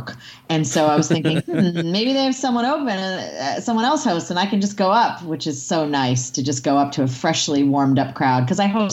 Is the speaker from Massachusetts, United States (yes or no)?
yes; near Salem, Massachusetts, United States; now in Southern California, United States; near my hometown, like in Salem, Massachusetts